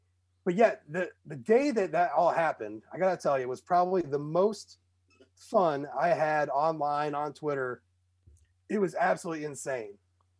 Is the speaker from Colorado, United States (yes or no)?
no; Ohio, United States; I'm from Ohio.